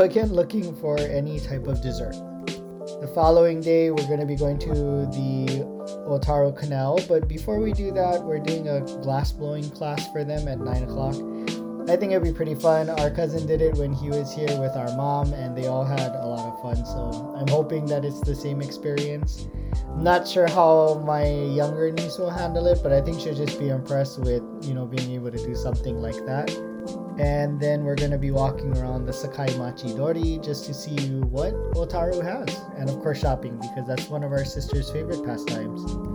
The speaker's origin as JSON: {"language": "English", "country": "United States", "moved": "as an adult", "lives_now": "Japan", "said": "I identify now as an American. Uh, prior to this, I identified as Japanese, but living here made me realize that I am not as informed with how traditional Japanese things are operated, and so I am definitely American"}